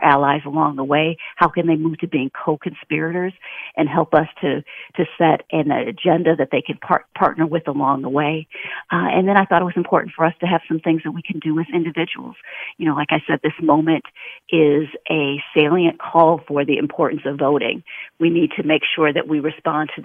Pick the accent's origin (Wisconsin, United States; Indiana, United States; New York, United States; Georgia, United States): Wisconsin, United States; Milwaukee; moved away; I'm originally from Milwaukee, Wisconsin